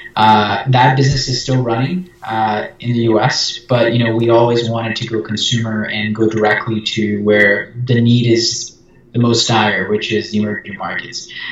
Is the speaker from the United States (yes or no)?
no; Brazil; I'm from Brazil